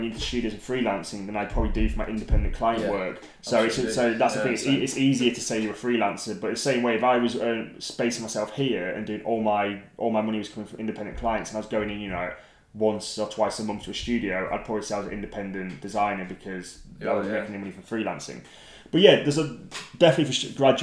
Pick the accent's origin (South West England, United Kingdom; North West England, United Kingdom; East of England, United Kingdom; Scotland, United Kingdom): North West England, United Kingdom; Lake District; I grew up in the Lake District